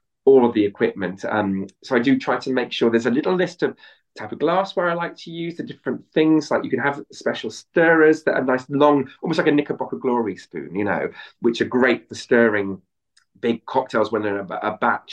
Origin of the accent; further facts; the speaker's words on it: Bristol, South West England, United Kingdom; I'm a West Country boy, I'm from Bristol